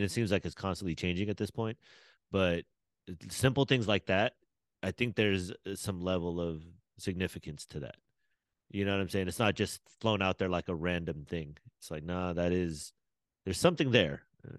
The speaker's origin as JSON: {"language": "English", "country": "Australia", "said": "I'm Australian."}